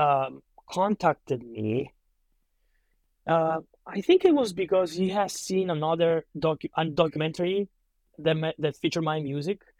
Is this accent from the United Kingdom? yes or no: no; Calabria, Italy; moved away as an adult; also born or lived in Boston; now in Los Angeles, United States; I'm originally from Italy. Um, I uh, there for like 21 years of my life, then moved out here to attend college.